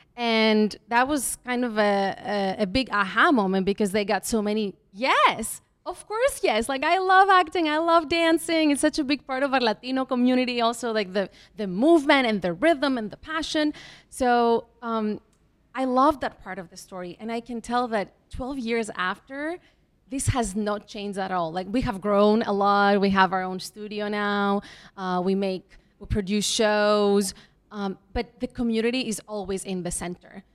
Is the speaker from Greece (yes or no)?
yes; Greece; moved away as an adult; also born or lived in Mexico / Athens, Greece / Belgium / California, United States; now in New York City, United States; I was born in Mexico. Um, I went to school a little bit there. We left, we emigrated to Greece